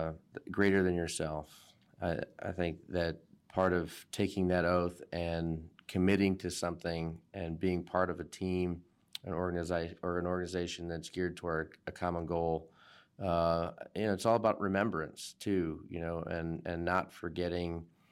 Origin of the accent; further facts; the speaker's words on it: Kentwood, Michigan, United States; I was born near Grand Rapids in Kentwood on the west side of Michigan. I'm also a member of the Matchy Benachewish Band of Potawatomi Indians, also known as the Gun Lake Tribe.